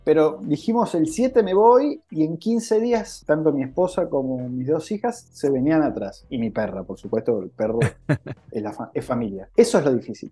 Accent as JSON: {"language": "Spanish", "country": "Argentina", "moved": "as an adult", "lives_now": "Londrina, Brazil", "said": "somos argentinos"}